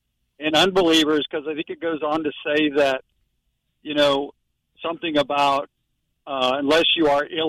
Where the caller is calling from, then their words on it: St. Augustine, Florida, United States; St. Augustine.